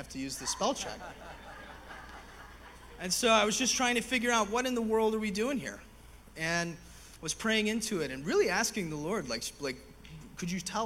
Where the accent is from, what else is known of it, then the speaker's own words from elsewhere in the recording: East Tennessee, United States; moved away as an adult; now in Nashville, United States; I'm from East Tennessee